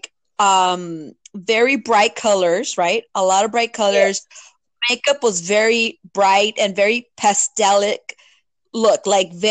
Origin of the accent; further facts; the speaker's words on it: Los Angeles, California, United States; I grew up in Boyle Heights, East LA area